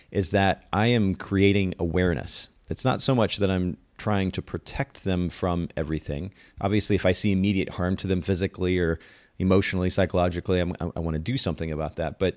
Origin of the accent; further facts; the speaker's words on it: Japan; I grew up in Japan. I was a missionaries kid, and grew up in a very conservative home and, in culture.